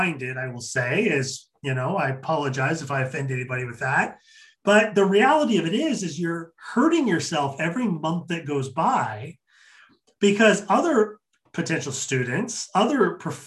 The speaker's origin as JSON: {"language": "English", "town": "Kennewick", "region": "Washington", "country": "United States", "tie": "born or raised there", "said": "Kennewick, Washington. Shout out to my hometown"}